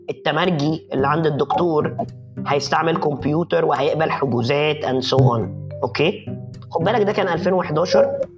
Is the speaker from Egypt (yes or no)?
yes; Egypt; احنا ما عندناش للاسف في مصر شركات انترنت عملاقه